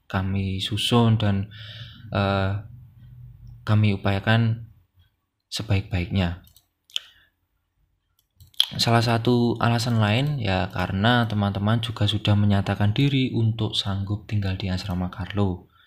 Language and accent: Indonesian; Blitar, East Java, Indonesia; saya bukan orang Jogja, saya orang Blitar dari Jawa Timur.